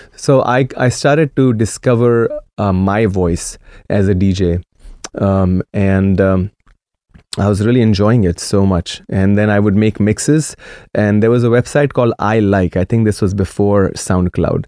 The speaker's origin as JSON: {"language": "English", "region": "Maharashtra", "country": "India", "tie": "born or raised there", "first_language": "Marathi", "second_language": "English", "moved": "yes", "lives_now": "Portland, United States", "said": "when I was growing up in India, my dad's salary was like seven dollars a month"}